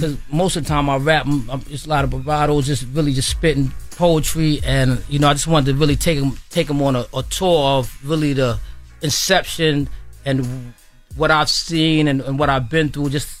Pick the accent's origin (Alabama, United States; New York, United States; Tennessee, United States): New York, United States; Brooklyn; I'm from Brooklyn, the whole Queens crew in there.